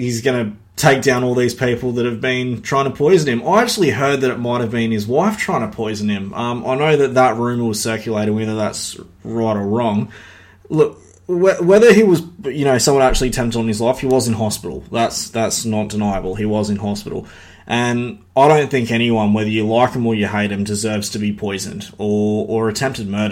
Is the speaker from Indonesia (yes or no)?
no; Australia; I'm Australian